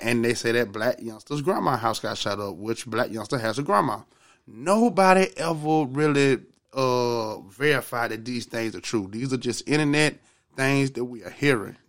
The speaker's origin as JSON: {"language": "English", "region": "Georgia", "country": "United States", "said": "I'm from Georgia"}